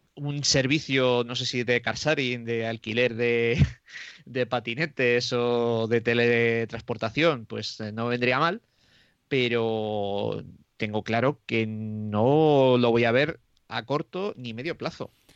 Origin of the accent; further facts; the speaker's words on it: Roa, Castile and León, Spain; mi pueblo que es eh, de Roa, que está a 17 kilómetros de Aranda de Duero